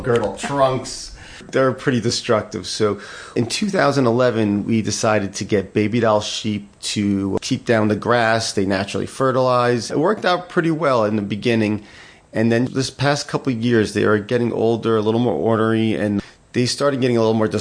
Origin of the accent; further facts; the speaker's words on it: Mahwah, New Jersey, United States; moved away; I'm originally from Mahwah, New Jersey